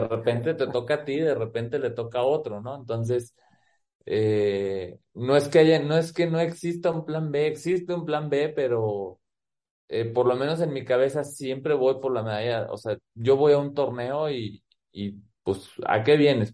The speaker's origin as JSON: {"language": "Spanish", "town": "Guadalajara", "region": "Jalisco", "country": "Mexico", "tie": "born or raised there", "also_born_or_lived": "Phoenix, Arizona, United States", "moved": "yes", "lives_now": "Aguascalientes, Mexico", "said": "soy promotor también del front tenis eh, en Guadalajara, ahí en el, en el club donde, pues donde es mi club, eh, donde me hice como jugador y como persona, el Club Los Pinos"}